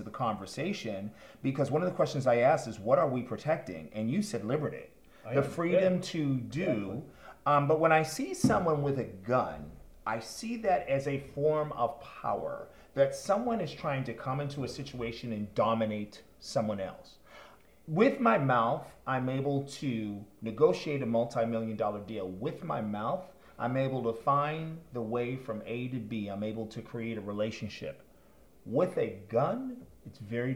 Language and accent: English; Boston, Massachusetts, United States; being Caucasian and being from Boston